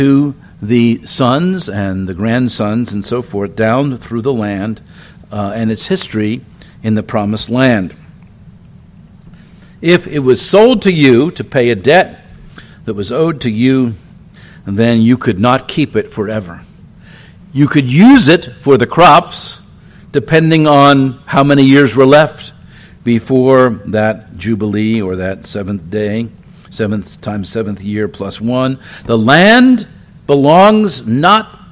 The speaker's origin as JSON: {"language": "English", "town": "Philadelphia", "region": "Pennsylvania", "country": "United States", "said": "I'm from Philadelphia"}